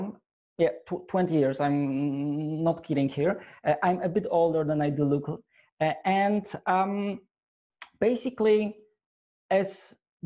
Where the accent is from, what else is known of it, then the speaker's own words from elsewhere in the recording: Poland; I'm from Poland.